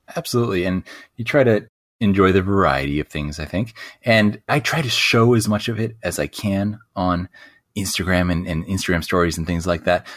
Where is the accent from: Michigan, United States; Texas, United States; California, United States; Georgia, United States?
California, United States; Southern; also born or lived in Costa Rica / Australia / Bali; I grew up here in Southern California